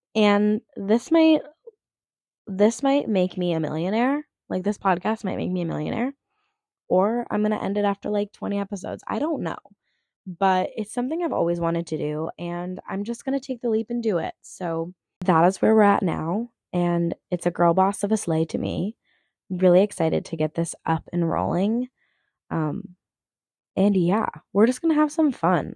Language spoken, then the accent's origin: English; Minneapolis, Minnesota, United States; I grew up performing professionally around the Twin Cities area as a theater kid